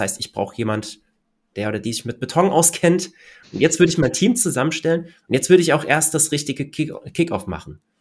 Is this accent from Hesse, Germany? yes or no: yes; Hochheim, Hesse, Germany; ich komme ja aus Hochheim und wir haben hier ein Hochheim-Neubaugebiet